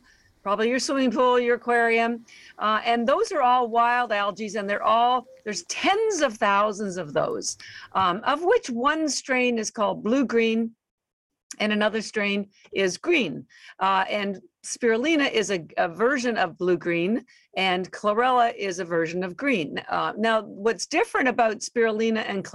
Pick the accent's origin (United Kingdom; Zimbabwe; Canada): Canada; now in Boston, United States; We're actually based in Boston, although I am Canadian